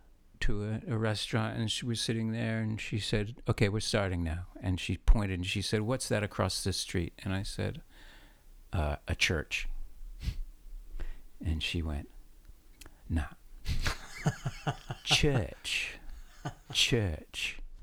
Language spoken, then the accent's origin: English; United States; I got parts as an American because I went, I can be up for that one because I really am an American.